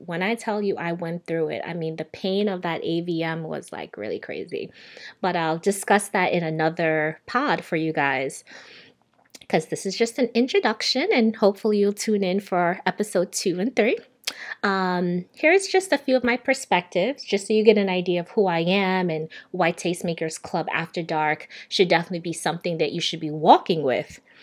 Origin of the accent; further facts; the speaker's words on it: Jamaica; also born or lived in New York, United States; now in Miami, United States; I am a Jamaican-born Sagittarius